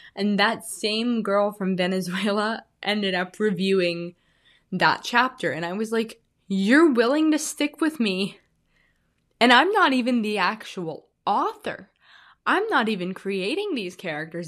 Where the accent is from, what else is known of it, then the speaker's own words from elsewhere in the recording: Illinois, United States; now in Arizona, United States; I'm originally from Illinois. I said I was from the Midwest last time. I am from Illinois.